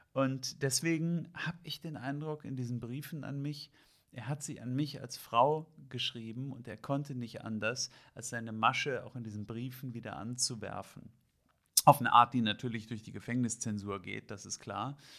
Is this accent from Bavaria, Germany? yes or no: no; Hamburg, Germany; ich bin aus Hamburg